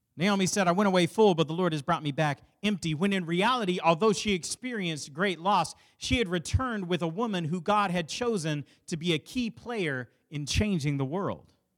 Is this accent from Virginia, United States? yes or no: no; Dallas, Texas, United States; I grew up in South Oak Cliff, which is inner city Dallas